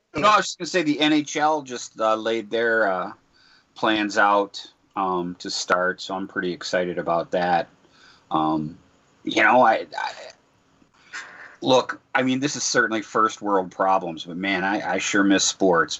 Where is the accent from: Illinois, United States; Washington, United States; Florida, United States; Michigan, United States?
Michigan, United States; Detroit; I'm from Detroit